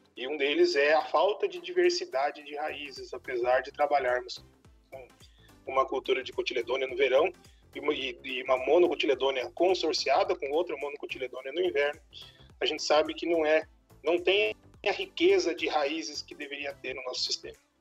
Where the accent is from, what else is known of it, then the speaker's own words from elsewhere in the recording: São Paulo, Brazil; moved away as an adult; also born or lived in Mato Grosso; now in Mato Grosso do Sul, Brazil; Eu sou natural do estado de São Paulo, me formei no estado de São Paulo